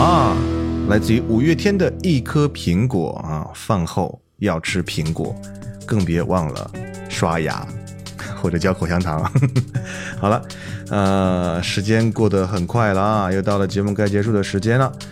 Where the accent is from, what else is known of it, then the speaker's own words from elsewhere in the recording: Northwest China, China; 一个地道的西北汉子